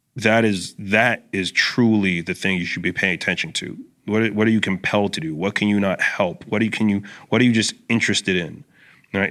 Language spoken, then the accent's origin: English; Brampton, Ontario, Canada; I grew up in Brampton